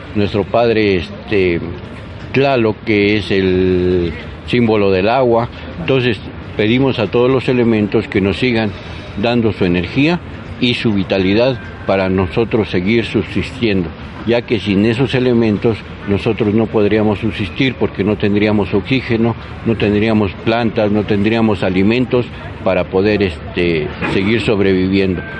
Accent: Mexico; nuestra identidad como mexicanos

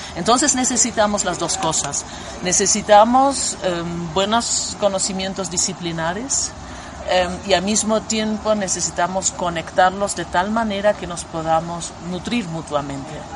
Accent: Germany; now in Berlin, Germany; yo soy antropóloga alemana

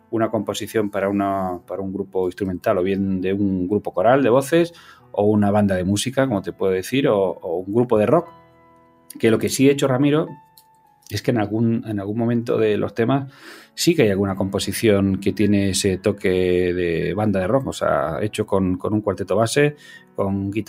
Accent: Cúllar, Andalusia, Spain; yo soy andaluz, o sea, yo no lo puedo evitar, yo soy de Granada, yo soy de un pueblo que se llama Cullar, al norte de la provincia de Granada

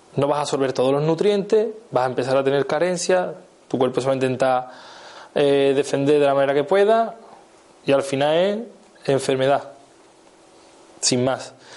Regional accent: Seville, Andalusia, Spain; soy de Sevilla, a mí la, C me, cuesta

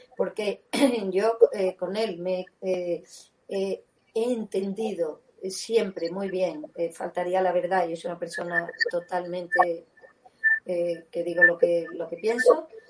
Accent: Seville, Andalusia, Spain; now in Madrid, Spain; Yo soy muy sevillana porque allí he nacido y es mi casa, es mi ciudad

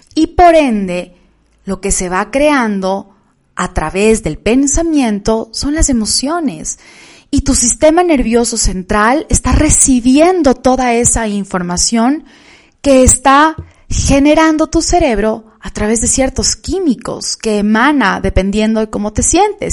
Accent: Quito, Pichincha, Ecuador; en la ciudad de Quito, donde vivo, de donde soy

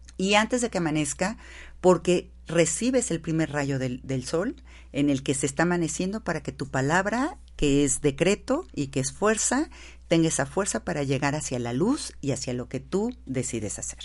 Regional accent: Mexico; Nosotros decidimos ser mexicanas. Y como mexicanas

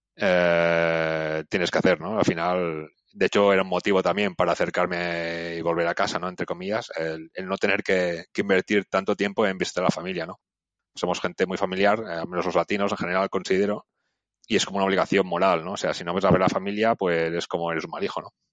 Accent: Barcelona, Catalonia, Spain; moved away as an adult; also born or lived in Lausanne, Switzerland; yo como crecí en Barcelona

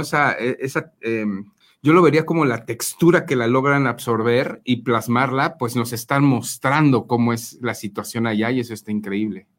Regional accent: Mexico; como mexicanos

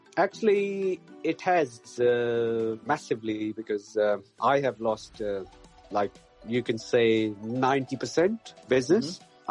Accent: Pakistan; moved away as an adult; now in Berkshire, United Kingdom; I'm from Pakistan, so I played first class cricket uh, there

